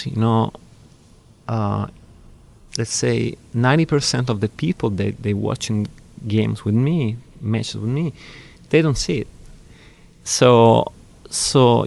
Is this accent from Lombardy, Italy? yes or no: yes; Milan, Lombardy, Italy; I was born in Milan.